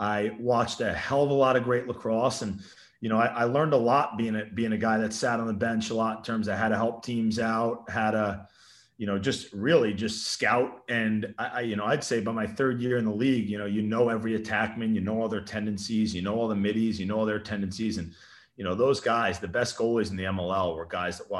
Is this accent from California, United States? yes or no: no; Darien, Connecticut, United States; I came from Darien High School